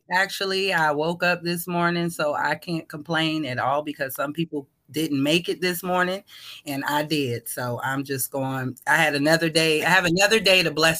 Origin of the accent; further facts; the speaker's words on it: Richmond, Virginia, United States; born there; also born or lived in New Jersey; So I was born in Richmond, Virginia. I was kind of raised here and there. My mom is from New Jersey.